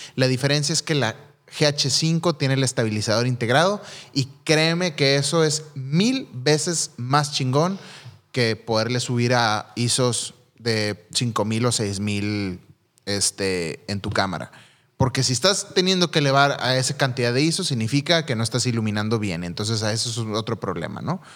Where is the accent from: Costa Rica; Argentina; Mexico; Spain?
Mexico; yo como mexicano